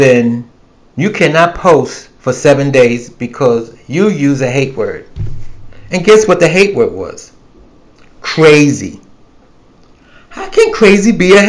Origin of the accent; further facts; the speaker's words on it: New York City, New York, United States; moved away as an adult; now in the South, United States; I'm a New Yorker. I was born and raised in New York City